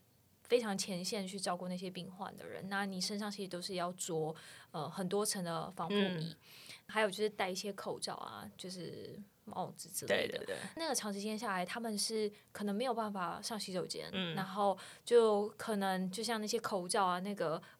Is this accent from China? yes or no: no; Taiwan; now in Netherlands; 我是台湾人，怎么样？